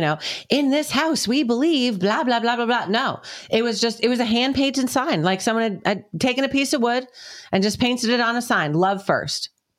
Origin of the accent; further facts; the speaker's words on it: New England, United States; moved away as an adult; now in South Carolina, United States; the area that we grew up in New England